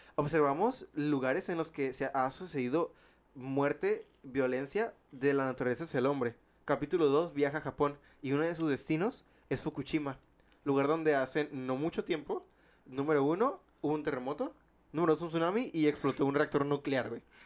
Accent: Mexico; nosotros como mexicanos

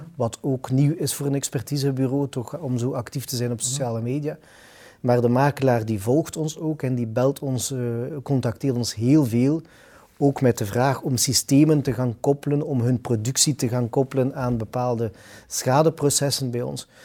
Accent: Ghent, Flanders, Belgium; We zijn dan ook nog allebei Gentenaars

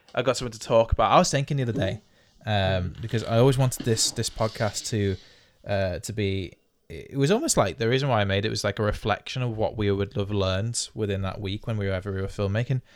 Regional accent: United Kingdom; we're British

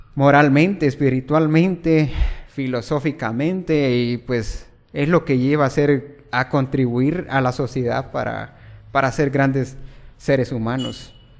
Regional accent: El Progreso, Jutiapa, Guatemala; originario de Jutiapa y, pues, resido también en en Ovejero Progreso Jutiapa prácticamente toda mi vida pues viviéndola allí, estudiando allí

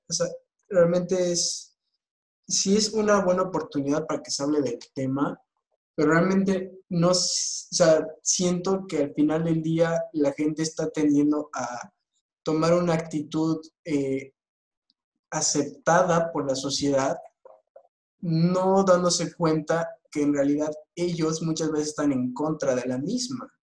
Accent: Bolivia; todos somos bolivianos

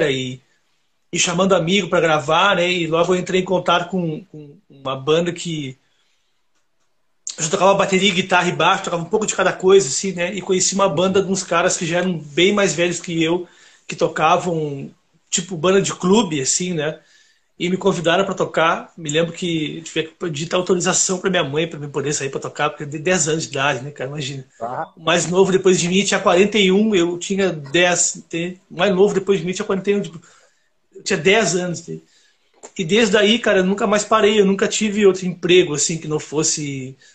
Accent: South Region, Brazil; Então, cara, eu eu sou do Sul, né?

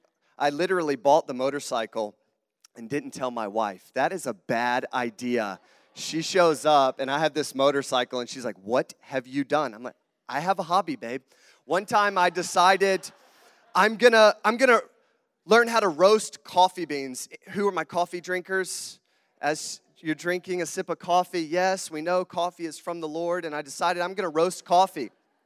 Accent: Southern United States, United States; accent: southern; also born or lived in Sydney, Australia; I have a southern accent. I am not from Wisconsin, obviously. So if you hear my southern twang come out, can everybody understand me okay?

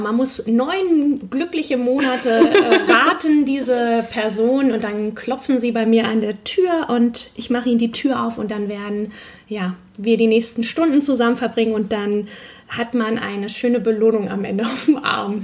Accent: Heikendorf, Schleswig-Holstein, Germany; also born or lived in Kiel; Ich bin am Meer aufgewachsen, ähm, genau, komme eigentlich aus Heikendorf und habe jeden Tag am Strand verbracht

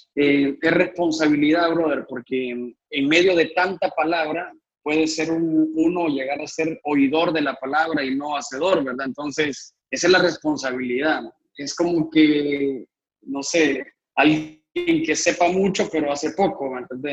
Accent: Honduras; also born or lived in Guatemala; nací en Guatemala y vine a cumplir siete años aquí a, aquí a Honduras. Entonces, casi que toda mi vida aquí.

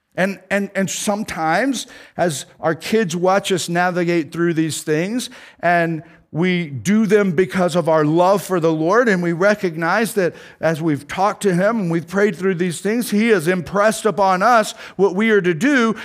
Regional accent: Tornado Alley, United States; now in Kansas, United States; I grew up in Tornado Alley

